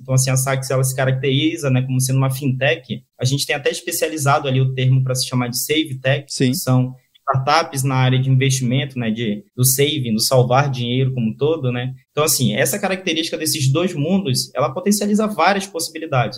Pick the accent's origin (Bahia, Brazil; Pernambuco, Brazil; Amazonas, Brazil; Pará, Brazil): Amazonas, Brazil; Manaus; also born or lived in Rio de Janeiro; eu sou um típico caboclo amazonense, né? Como a gente costuma falar aqui, que são os nativos da, da, do Amazonas. É, eu nasci em Manaus, Hoje eu estou morando também é, aqui em Manaus